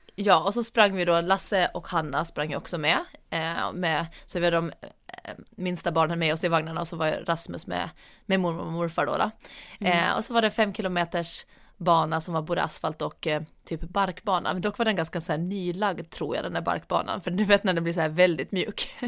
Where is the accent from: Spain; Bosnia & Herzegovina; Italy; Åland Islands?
Åland Islands; now in Storholmen, Sweden; hem till Åland som är hem